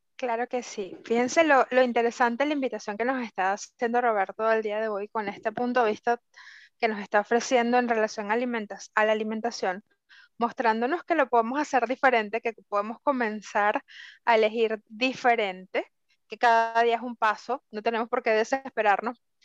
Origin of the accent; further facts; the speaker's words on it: Venezuela; moved away as an adult; now in Ecuador; somos venezolanas, pero que emigramos